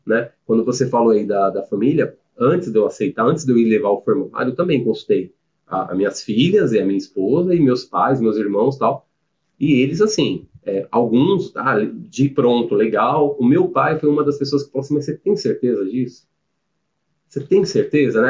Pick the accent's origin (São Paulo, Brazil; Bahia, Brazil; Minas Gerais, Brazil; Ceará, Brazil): São Paulo, Brazil; moved away as an adult; now in Jundiaí, Brazil; Sou de São Paulo, nasci e criei lá em São Paulo